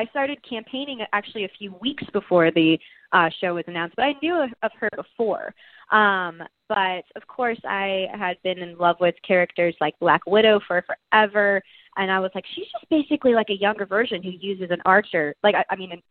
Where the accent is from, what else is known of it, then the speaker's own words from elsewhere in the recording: Texas, United States; We're both from Texas